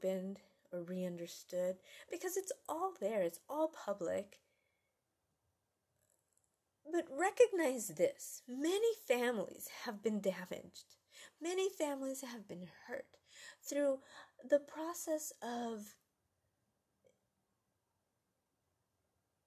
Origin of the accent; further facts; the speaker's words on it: United States; as an American